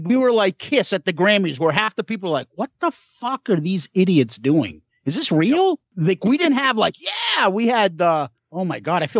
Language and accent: English; Boston, Massachusetts, United States; growing up in Boston